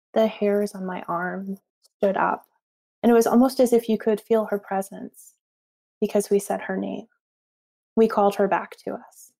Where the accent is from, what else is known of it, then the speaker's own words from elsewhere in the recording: Northeast, United States; I grew up in the Northeast